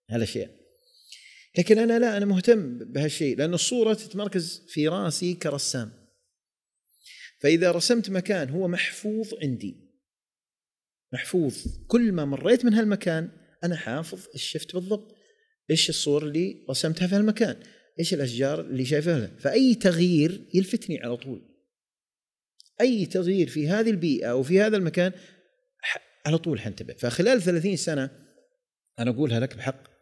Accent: Jeddah, Makkah Province, Saudi Arabia; انه انا صح اني ولدت وعشت وترعرعت في جده ولكن كنت اروح وين ديره الديره هذه المنطقه الجنوبيه

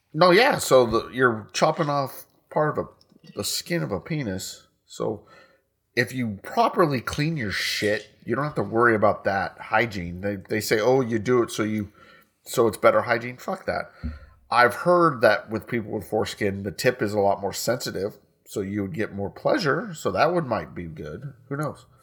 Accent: United States; we're American

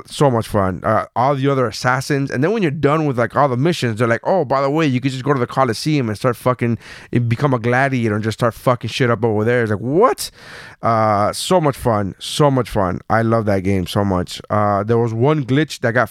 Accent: Miami, Florida, United States; I'm from Miami

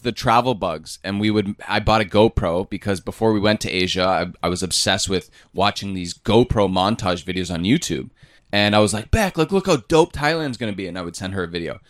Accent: Canada; moved away as an adult; we grew up in Canada.

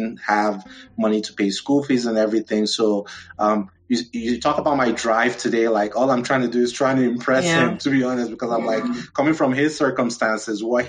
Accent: Nigeria; also born or lived in Abeokuta, Ogun, Nigeria / Abuja, Nigeria; now in United States; I remember growing up a little bit in Abeokuta, which is kind of like southwestern Nigeria

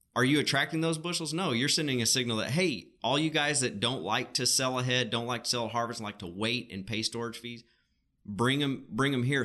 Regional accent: Arkansas, United States; we're both from Arkansas

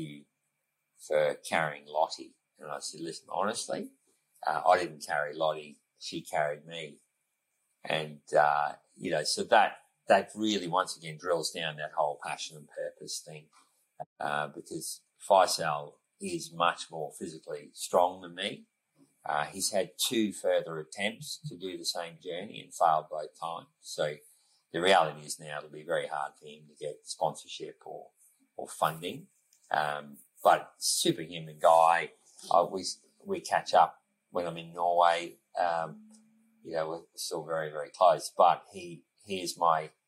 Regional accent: Australia

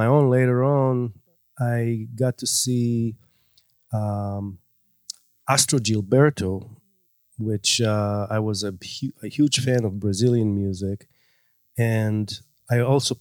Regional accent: Israel; moved away; I grew up in Israel

